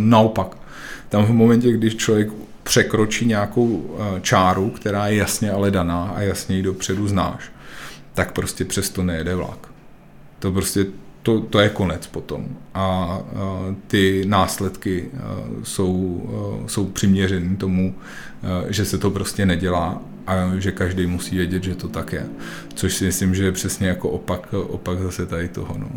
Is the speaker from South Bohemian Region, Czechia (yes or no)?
yes; South Bohemian Region, Czechia; also born or lived in Prague; my jsme jeho Češi